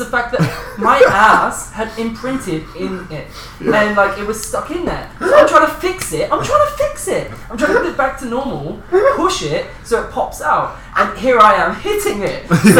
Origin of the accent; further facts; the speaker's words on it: West Country, South West England, United Kingdom; I'm from the West Country